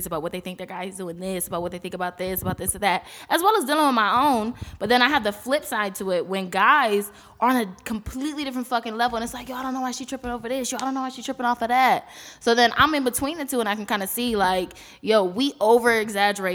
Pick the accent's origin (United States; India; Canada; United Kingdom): United States; East Coast; We're all from the East Coast